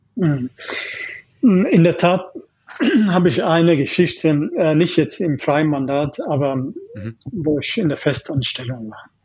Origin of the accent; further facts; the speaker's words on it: Ethiopia; German is a second language; moved away as an adult; also born or lived in East Germany; now in Germany; ich komme ursprünglich aus Äthiopien. Mhm. Also ich bin äh, mit 18 erst nach Deutschland gekommen. Okay. Ich habe Elementary, Junior, High School und so weiter in Äthiopien gemacht